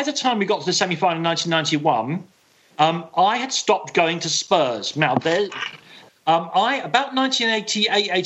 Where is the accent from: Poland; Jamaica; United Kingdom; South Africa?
United Kingdom; London; now in Ireland; I was brought up in Islington